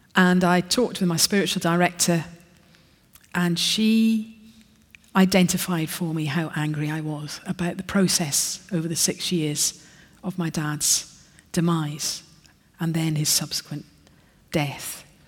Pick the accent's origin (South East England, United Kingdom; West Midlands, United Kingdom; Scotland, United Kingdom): Scotland, United Kingdom; accent: Scottish; I'm Scottish, sorry. So I've got Scottish pronunciations